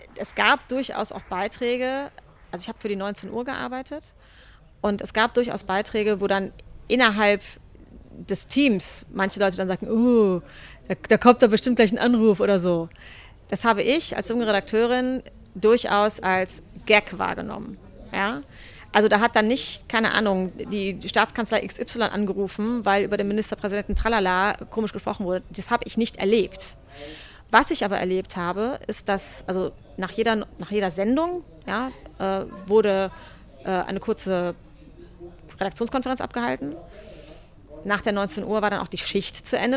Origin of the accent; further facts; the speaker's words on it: North Rhine-Westphalia, Germany; moved away as an adult; also born or lived in Berlin; zurück ins Rheinland, wo ich herkomme